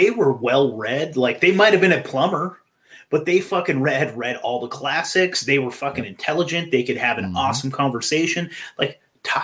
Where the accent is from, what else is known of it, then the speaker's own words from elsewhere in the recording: California, United States; I was born in California. I was raised in California, I think.